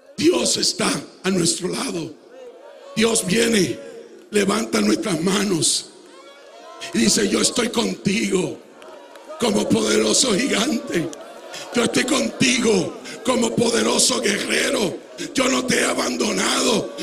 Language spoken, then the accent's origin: Spanish; Puerto Rico; moved away